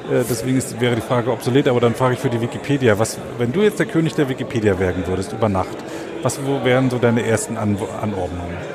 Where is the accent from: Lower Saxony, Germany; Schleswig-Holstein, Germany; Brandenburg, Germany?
Brandenburg, Germany; Frankfurt; now in Berlin, Germany; Ich bin ja in Frankfurt oder aufgewachsen und lebe in Berlin und versuche immer die Kontakte zu Polen äh, da so ein bisschen zu beleben